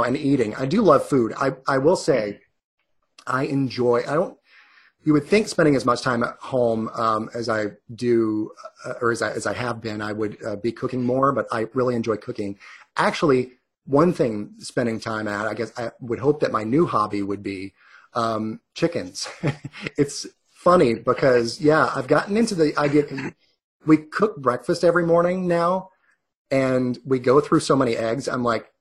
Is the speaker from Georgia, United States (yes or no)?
yes; Gainesville, Georgia, United States; also born or lived in New York; I grew up just on the shores of Lake Lanier. Really, I grew up in the Gainesville area